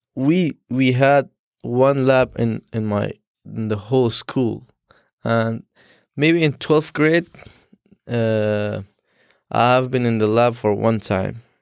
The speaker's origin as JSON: {"language": "English", "country": "Afghanistan", "first_language": "Dari", "second_language": "English", "moved": "as an adult", "lives_now": "Syracuse, United States", "said": "I'm from Afghanistan"}